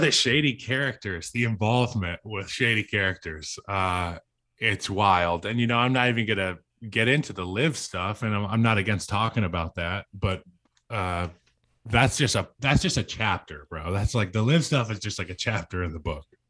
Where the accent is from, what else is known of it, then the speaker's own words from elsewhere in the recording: Central Virginia, United States; Growing up in Central Virginia